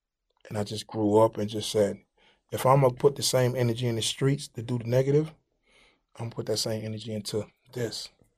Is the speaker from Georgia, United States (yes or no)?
yes; Atlanta, Georgia, United States; No, we're not from Atlanta. We're from Bankhead.